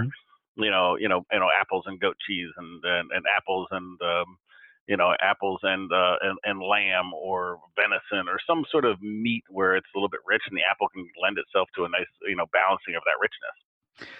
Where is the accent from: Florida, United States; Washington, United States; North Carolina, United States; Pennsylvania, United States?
Washington, United States; Seattle; I'm from Washington, I'm from Seattle, I'm from here, and you know, I grew up with apples